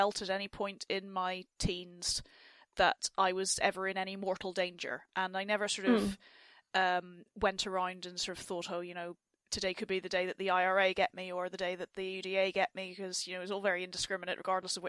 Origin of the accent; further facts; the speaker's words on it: Enniskillen, Northern Ireland, United Kingdom; I am not from Derry. But I am from Enniskillen in County Fermanagh